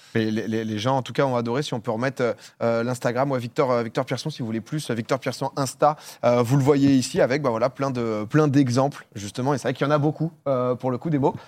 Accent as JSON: {"language": "French", "town": "Paris", "region": "Île-de-France", "country": "France", "said": "je viens de Paris"}